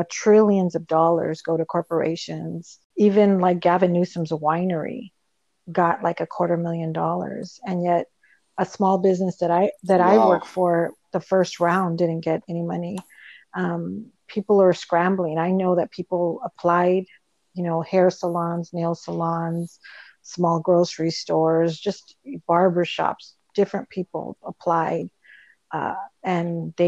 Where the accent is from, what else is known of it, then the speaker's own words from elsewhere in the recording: Lynwood, California, United States; I'm from Linwood